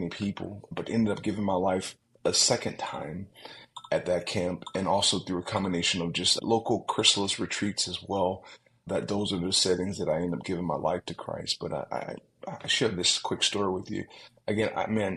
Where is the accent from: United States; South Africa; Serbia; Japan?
United States; Georgia; As a country boy growing up in Georgia